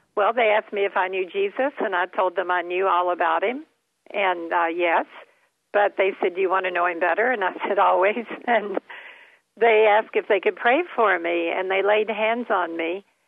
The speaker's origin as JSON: {"language": "English", "region": "Kentucky", "country": "United States", "tie": "born or raised there", "also_born_or_lived": "Florida", "said": "we moved to Florida every year from Kentucky because I couldn't get through the winters in Kentucky"}